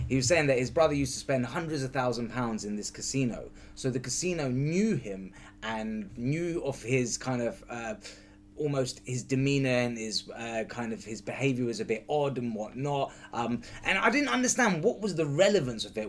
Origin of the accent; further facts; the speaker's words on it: United Kingdom; being a Brit, we're not allowed guns